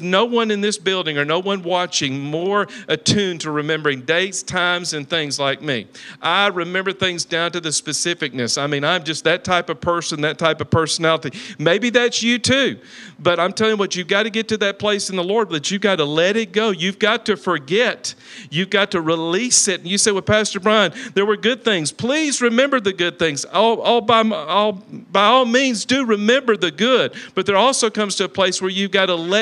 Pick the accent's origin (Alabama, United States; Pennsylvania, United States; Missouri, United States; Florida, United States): Alabama, United States; Talladega; moved away; also born or lived in Sylacauga, Alabama; I'm from Talladega, Alabama